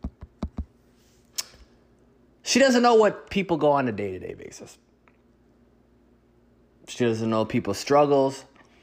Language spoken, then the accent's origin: English; Midwest, United States; both of us being from the Midwest